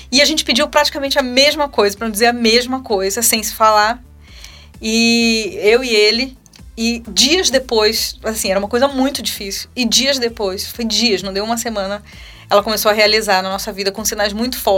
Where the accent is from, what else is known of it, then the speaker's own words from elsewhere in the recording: Belém, Pará, Brazil; moved away; Eu nasci em Belém né? do Pará. Em termos de espiritualidade, eu sou paraense.